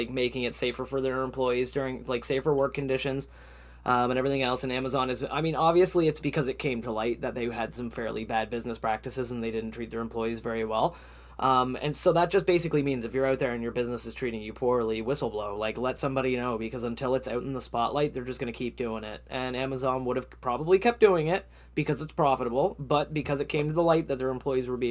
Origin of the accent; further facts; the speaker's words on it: Canada; as a Canadian